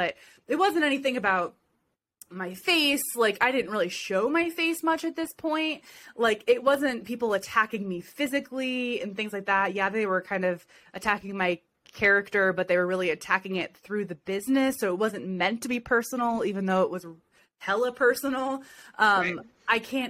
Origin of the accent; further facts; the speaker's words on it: Ohio, United States; I'm from Ohio